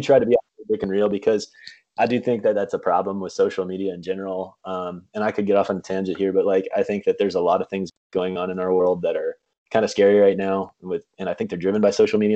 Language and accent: English; Kansas, United States; moved away as an adult; now in Michigan, United States; I am uh, currently living in Michigan, but I grew up in Kansas.